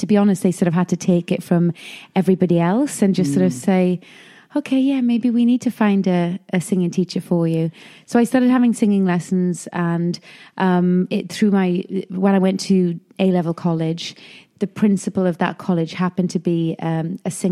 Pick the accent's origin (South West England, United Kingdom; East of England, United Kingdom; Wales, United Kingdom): Wales, United Kingdom; Neath; moved away as an adult; also born or lived in London; I grew up in South Wales in a town called Neath